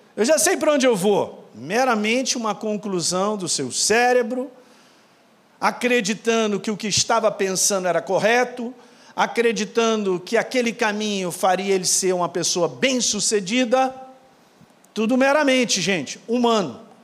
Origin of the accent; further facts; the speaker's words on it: Minas Gerais, Brazil; eu sou de Minas